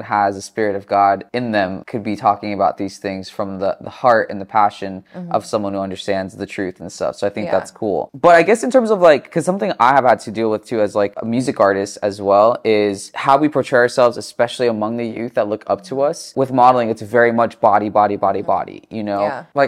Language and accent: English; Chino Hills, California, United States; now in Los Angeles, United States; I grew up in Chino Hills in the suburbs, so I've been in California and Southern California my entire life